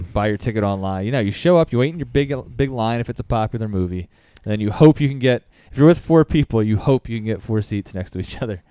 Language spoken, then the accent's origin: English; Philadelphia, Pennsylvania, United States; I'm from Philly, but my neighborhood in, uh, Roxborough